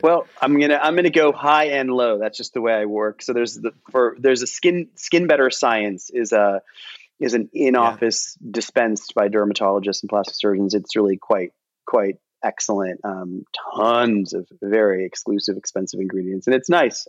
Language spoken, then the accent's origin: English; Cleveland, Ohio, United States; I'm from Cleveland and I'm Indian